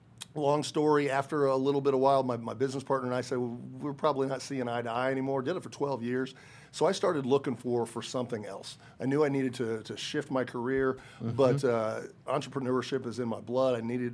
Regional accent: Kokomo, Indiana, United States; moved away as an adult; also born or lived in Kentucky; now in Greenwood, United States; I'm a native Hoosier, born and raised in Kokomo, and lived up there to college. After college, got a job in the Kokomo area

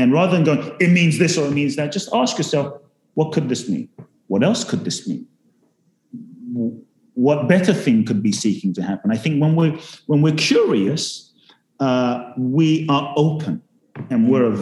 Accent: London, United Kingdom; also born or lived in Ghana; I was born in Ghana, West Africa. Father's from Ghana, mother's Japanese, grew up in London

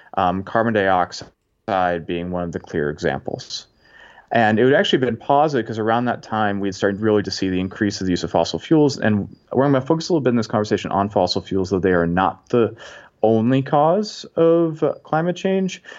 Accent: Massachusetts, United States; moved away as an adult; also born or lived in Indiana; now in Washington, D.C. area, United States; I'm originally from Massachusetts

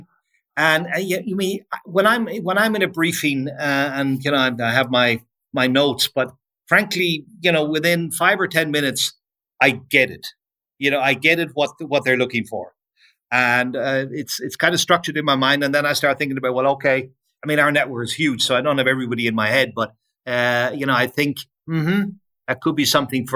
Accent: Ireland; moved away

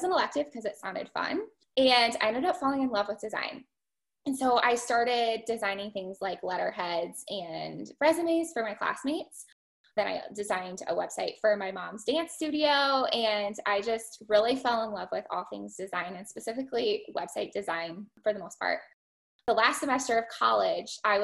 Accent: Manchester, Iowa, United States; I am from Manchester, Iowa. So just a short drive from Molly. I grew up here

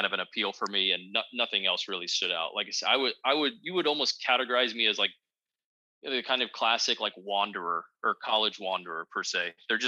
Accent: Northern Virginia, United States; I'm from the Northern Virginia area

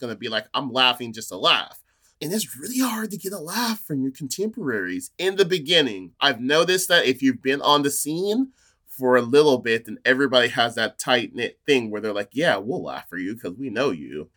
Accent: near Fresno, California, United States; moved away as an adult; now in Portland, United States; Growing up near Fresno, I lived in, grew up in a small town called Chocula

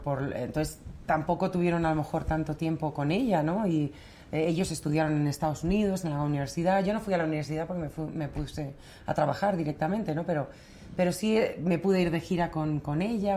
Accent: Torrelodones, Community of Madrid, Spain; vivíamos en un pueblo maravilloso eh, que estos Torlodones, que si lo sigo considerando mi pueblo

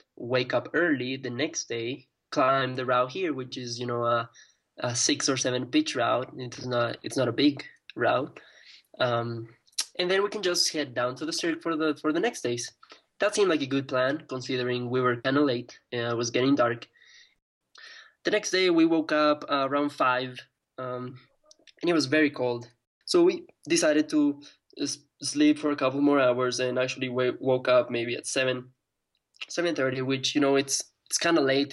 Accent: Ecuador; in my country in Ecuador

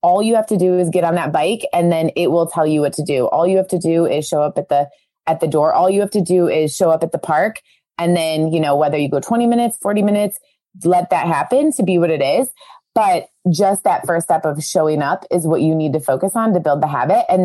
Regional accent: Cleveland, Ohio, United States; We're from Cleveland, Ohio. So CLE represents us.

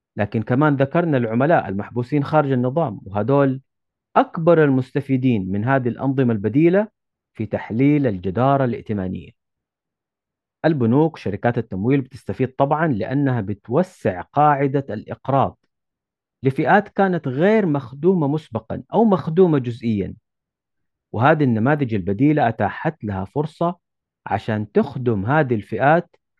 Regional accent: Saudi Arabia; عندنا في السعودية

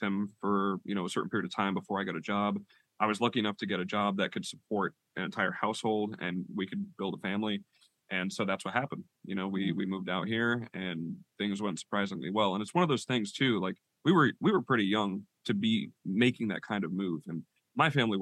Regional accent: Rhode Island, United States; moved away as an adult; now in Oklahoma, United States; I'm from Rhode Island

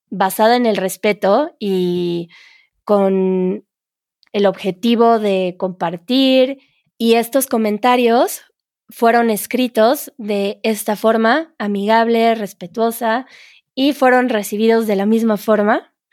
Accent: Egypt; first language Arabic; Spanish is a second language; soy egipcia, tengo 21 años, mi lengua materna es el árabe y estudio eh, español en eh, mi universidad.

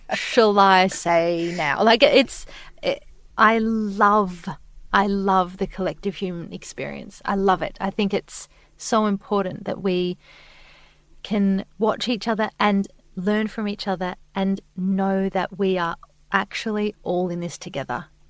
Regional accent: Adelaide, South Australia, Australia; now in Sydney, Australia; We're both from Adelaide, so our parents were there.

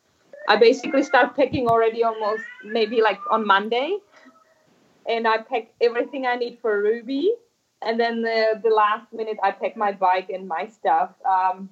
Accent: Czechia; I grew up in Czech Republic

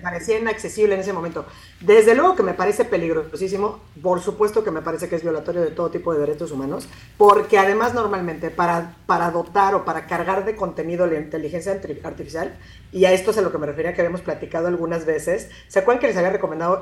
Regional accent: Mexico; nosotros como mexicanos

